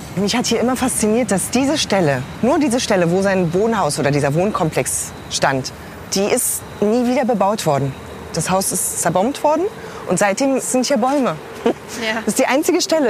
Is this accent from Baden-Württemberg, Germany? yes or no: no; Berlin, Germany; Berlin-Friedrichshain, ich äh, habe hier 35 Jahre lang gelebt. So, ich bin hier aufgewachsen